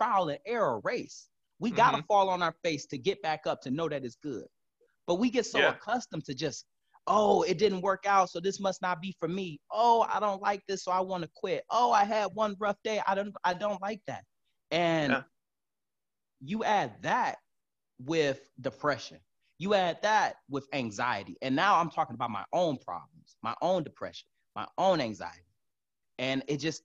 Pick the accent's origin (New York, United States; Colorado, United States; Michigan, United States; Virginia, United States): Michigan, United States; Detroit; I was born and raised in Detroit, Michigan.